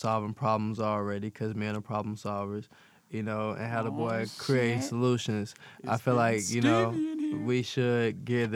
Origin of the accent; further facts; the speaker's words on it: Arkansas, United States; now in Las Vegas, United States; I was born and raised in Arkansas. I've been living in Vegas for a while, though.